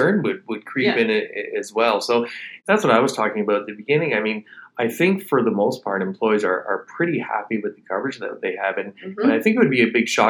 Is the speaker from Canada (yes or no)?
yes; Canada; as a Canadian